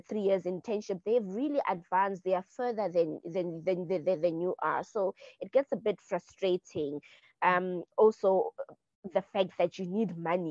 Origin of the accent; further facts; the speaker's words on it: South Africa; me being South African